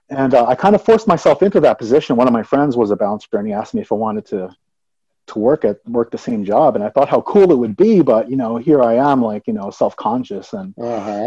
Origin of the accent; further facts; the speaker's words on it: Atlantic City, New Jersey, United States; moved away as an adult; now in Colorado, United States; I was born and raised in Atlantic City, New Jersey